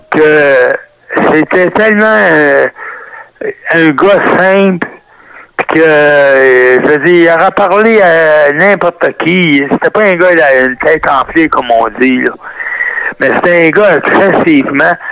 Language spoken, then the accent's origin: French; Montreal, Quebec, Canada; je suis descendance italienne, mais en réalité, je suis né à Montréal, je suis euh, Canadien.